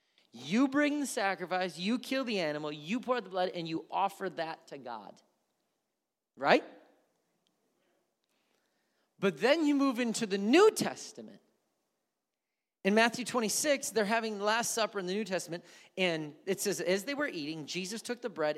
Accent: India; Growing up in India, I shared in everything my parents did.

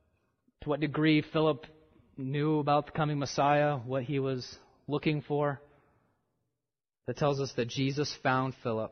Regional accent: the Midwest, Michigan, United States; I was raised in the Midwest. I was born in Michigan

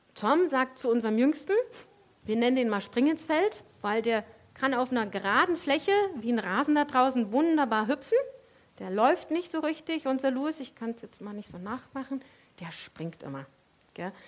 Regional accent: Leipzig, Saxony, Germany; weil ich komme ja aus dem Osten und bei uns gab es in ganz Leipzig eine Sorte Eis

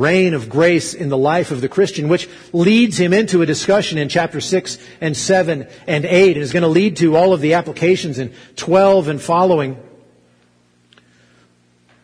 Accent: Arkansas, United States; I grew up in Arkansas, and so I didn't say pretend like, I said ten like

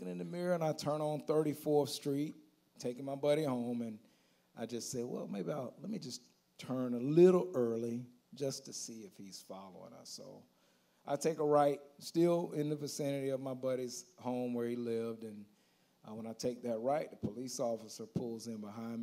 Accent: Auburndale, Florida, United States; also born or lived in Haines City, Florida / Bartow, Florida; I am from Auburndale, born and raised

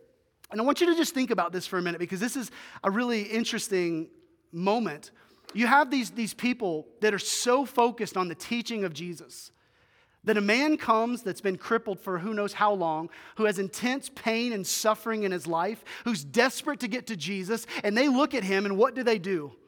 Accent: Greers Ferry, Arkansas, United States; They used to have a cabin when I was growing up in Greers Ferry, Arkansas.

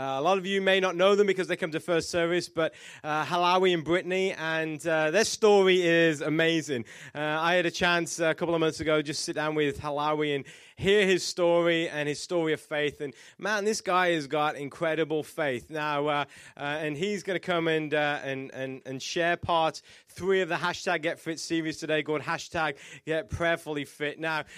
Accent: England, United Kingdom; accent: British; This is why I am from England, if you didn't know, which is in Europe.

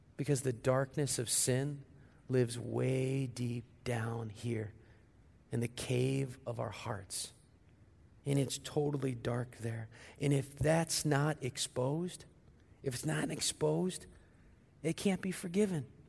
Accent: St. Louis, Missouri, United States; moved away; my hometown, Saint Louis

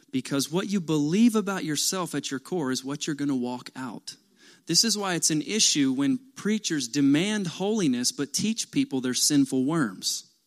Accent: Kentucky, United States; I'm from Kentucky

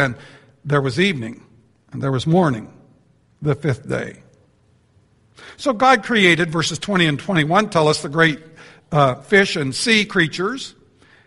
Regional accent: Canada; I'm from Canada.

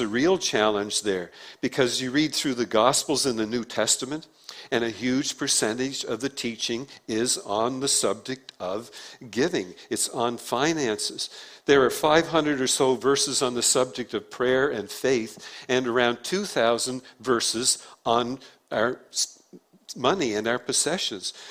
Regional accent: Prince Edward Island, Canada; accent: PEI; my PEI accent because we say beg on PEI instead of bag

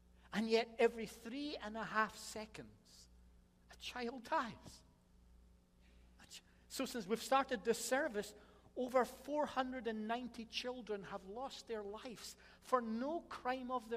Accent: Scotland, United Kingdom; I'm Scottish

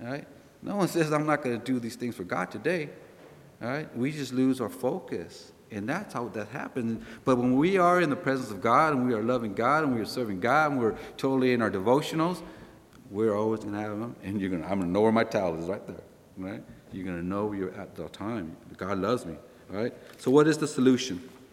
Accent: California, United States; we're from California

